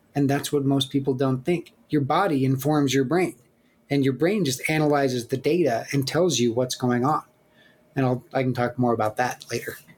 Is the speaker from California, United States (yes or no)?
no; Black Hills, South Dakota, United States; I grew up in the Black Hills of South Dakota with my with my parents and with my sister.